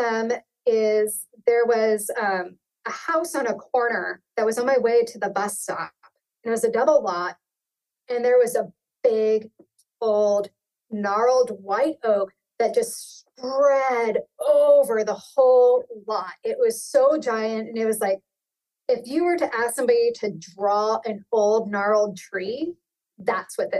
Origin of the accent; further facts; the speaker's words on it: Virginia, United States; also born or lived in Appalachians; now in Illinois, United States; where I grew up in Virginia, that was the thing growing so tall down in the hollers.